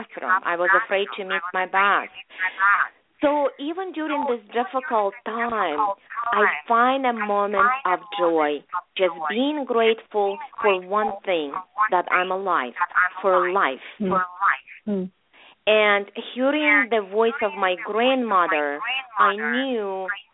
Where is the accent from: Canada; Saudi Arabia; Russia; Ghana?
Russia; English is a second language; moved away as an adult; also born or lived in Leningrad; now in United States; back then we had no computers in Russia.